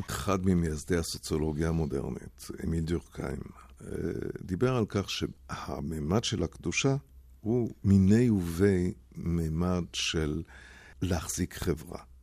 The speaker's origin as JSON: {"language": "Hebrew", "town": "Basel", "region": "Basel-Stadt", "country": "Switzerland", "tie": "born or raised there", "moved": "yes", "said": "התחתנו בעיר הולדתי באזל"}